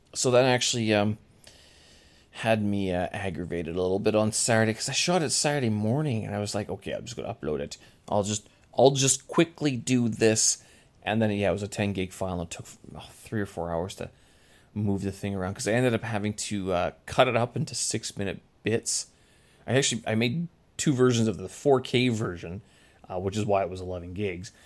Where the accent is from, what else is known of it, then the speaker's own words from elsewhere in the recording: Winnipeg, Manitoba, Canada; moved away; my hometown, Winnipeg